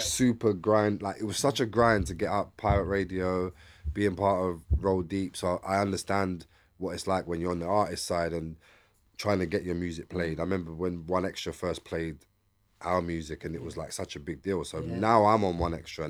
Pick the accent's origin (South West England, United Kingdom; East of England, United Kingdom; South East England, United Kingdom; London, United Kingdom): London, United Kingdom; I'm from East London